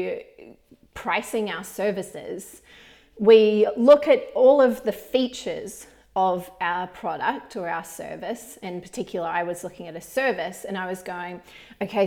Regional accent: New Zealand; when I was growing up in New Zealand

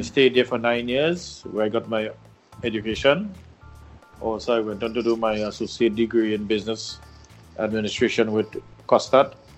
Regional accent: Mayaro, Trinidad & Tobago; born 1968, 23rd of July, uh, in a small village in Mayaro, that's in the east of the island

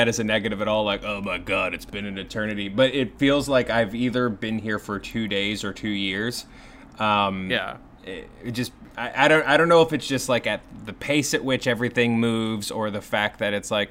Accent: Kentucky, United States; I'm from Kentucky

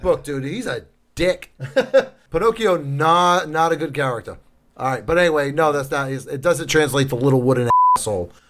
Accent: New Bedford, Massachusetts, United States; born or raised there

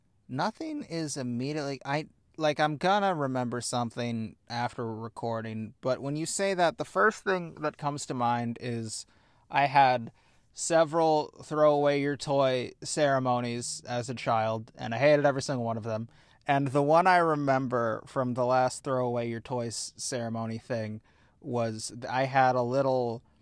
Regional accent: United States; We're American.

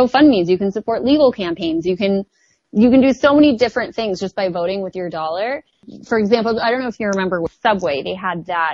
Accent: the Valley, California, United States; accent: Valley; I really am from the Valley

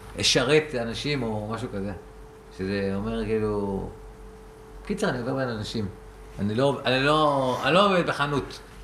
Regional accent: Rehovot, Central District, Israel; אני מרחובות

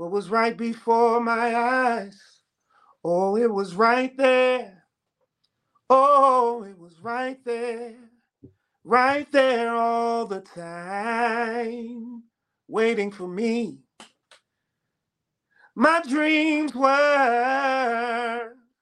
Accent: Chicago, Illinois, United States; I grew up in Chicago

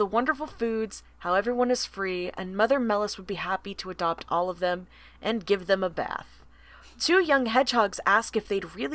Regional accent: the South, United States; I'm from the South

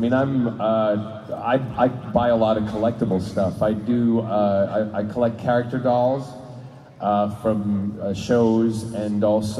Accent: United States; also born or lived in United Kingdom; I am British by birth, but I grew up in America

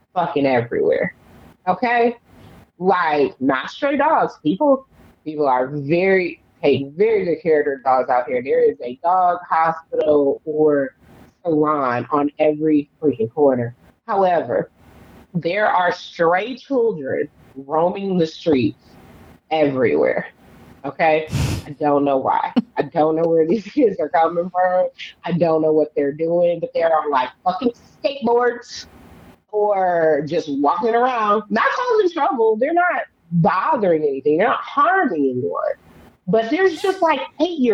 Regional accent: Detroit, Michigan, United States; moved away as an adult; I was born and raised in Detroit

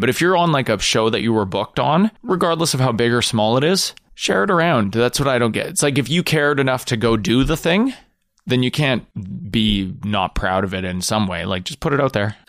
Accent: Canada; as a Canadian in Canadian comedy

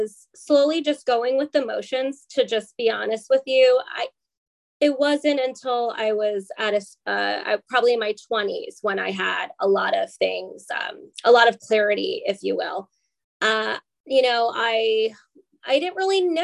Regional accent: New Rochelle, New York, United States; Westchester County in New Rochelle, New York. That's where I was born

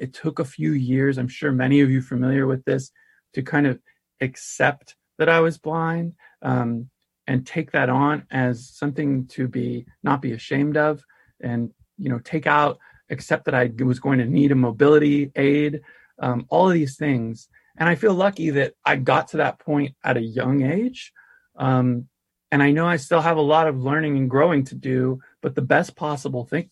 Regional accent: Santa Rosa, California, United States; I grew up in the Bay Area

